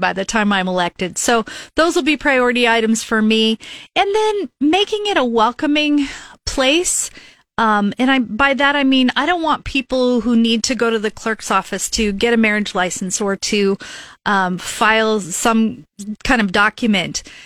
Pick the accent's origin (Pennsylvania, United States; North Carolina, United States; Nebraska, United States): Nebraska, United States; Lincoln; I grew up here in Northeast Lincoln